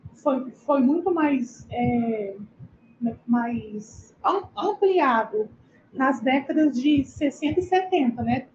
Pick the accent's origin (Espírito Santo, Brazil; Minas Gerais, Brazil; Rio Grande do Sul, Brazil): Espírito Santo, Brazil; Vitória; sou aqui de Vitória, no Espírito Santo